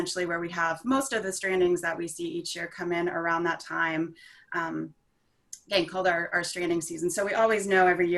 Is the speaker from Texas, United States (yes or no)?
yes; Houston, Texas, United States; I grew up in Houston, Texas, close to the coast